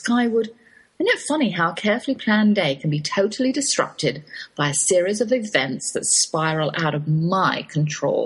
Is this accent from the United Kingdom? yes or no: yes; England, United Kingdom; accent: English; My English accent